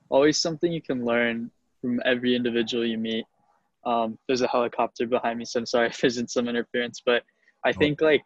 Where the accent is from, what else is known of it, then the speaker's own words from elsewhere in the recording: Chula Vista, California, United States; Grew up in Chula Vista, California. For those that don't know, that's Southern San Diego.